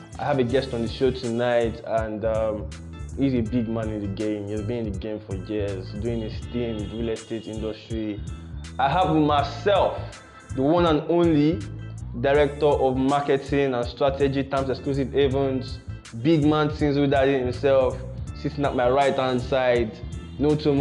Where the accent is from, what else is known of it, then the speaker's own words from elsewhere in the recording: Nigeria; as a Nigerian that wants to invest in Nigeria